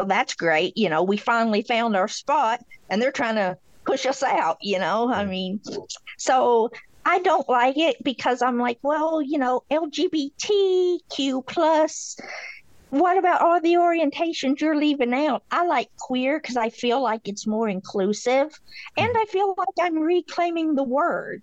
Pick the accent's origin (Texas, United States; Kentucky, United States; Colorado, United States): Kentucky, United States; Beattyville; accent: drawl; I'm from Beattyville, Kentucky. So, I got an accent